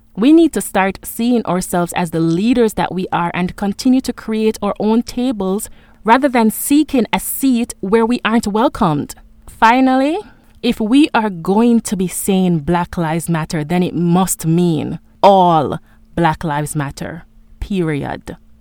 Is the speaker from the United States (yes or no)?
no; Jamaica; For a very long time, I saw myself as just a Jamaican.